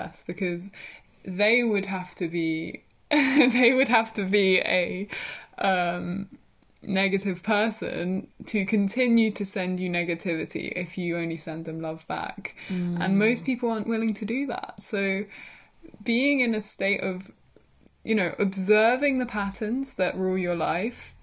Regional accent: Brighton, South East England, United Kingdom; also born or lived in Worthing; my hometown is Brighton

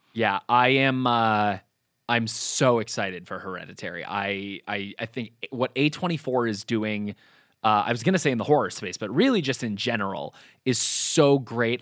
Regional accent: New Hampshire, United States; I grew up in New Hampshire

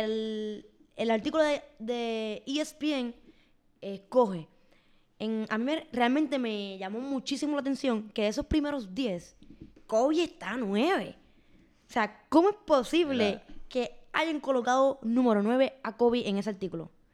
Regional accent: Puerto Rico; Yo, como puertorriqueña

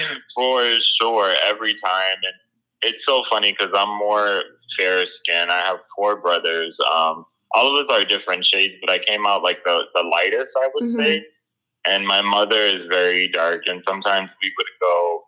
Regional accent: Miami, Florida, United States; when I was growing up in Miami, I feel like the black kids were more accepting, especially versus the white Latinos.

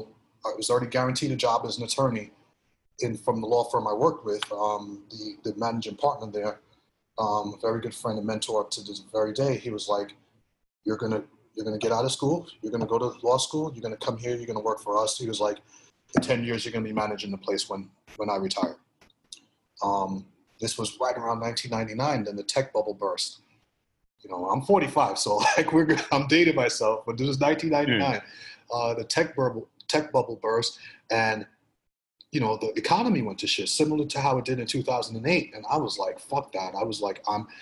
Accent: New York City, New York, United States; also born or lived in Grenada; Grew up in Brooklyn. Grew up in Flatbush, Brooklyn. Came to this country in 79 from the Caribbean nation of Grenada.

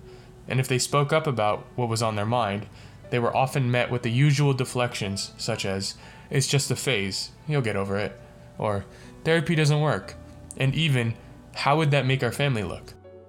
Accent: Vallejo, California, United States; Growing up in Vallejo, California, one of the most diverse cities in the country, I was exposed to a myriad of different cultures and ethnicities.

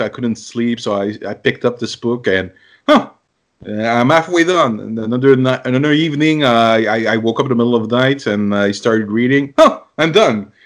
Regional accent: Canada; I'm Canadian

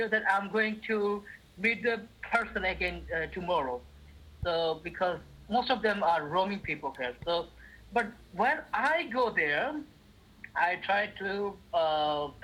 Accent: Chittagong, Chittagong Division, Bangladesh; moved away as an adult; now in Dhaka, Bangladesh; Chittagong is my hometown

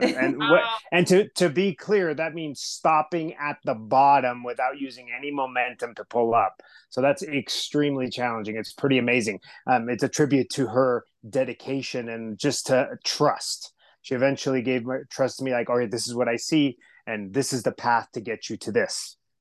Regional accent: Southern California, United States; English is a second language; I was raised in Southern California. Um, I was that kid who didn't speak English the very first day of school.

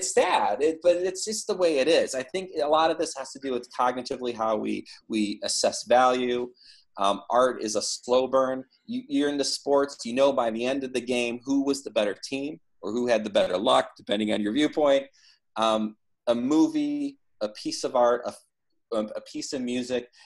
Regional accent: Midwest, United States; growing up in the Midwest

